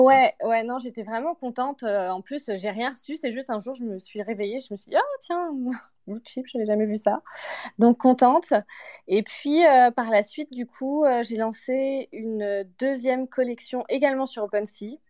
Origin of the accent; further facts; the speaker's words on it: Martinique; now in Montreal, Canada; Alors, je suis à Montréal, mais je viens de Martinique en réalité